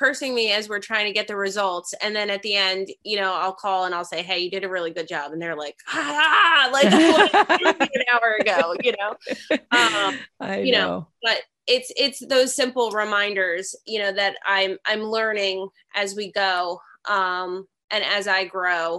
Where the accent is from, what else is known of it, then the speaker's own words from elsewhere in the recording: New Jersey, United States; I'm from New Jersey